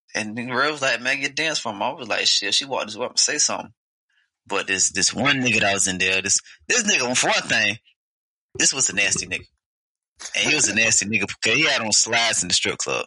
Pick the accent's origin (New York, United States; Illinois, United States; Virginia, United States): Virginia, United States; Portsmouth; I'm from Portsmouth